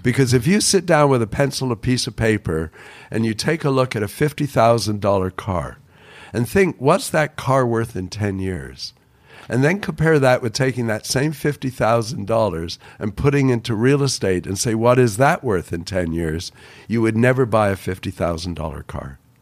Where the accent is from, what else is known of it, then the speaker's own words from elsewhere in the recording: Toronto, Ontario, Canada; moved away; also born or lived in Vancouver; I grew up on Bathurst Street in Toronto